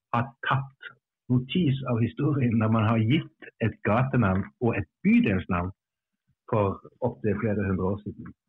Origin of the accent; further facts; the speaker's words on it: Stavanger, Rogaland, Norway; now in Bergen, Norway; jeg, jeg, er jo ikke innfødt bergenser, jeg kommer fra Stavanger og har bodd her bare siden roughly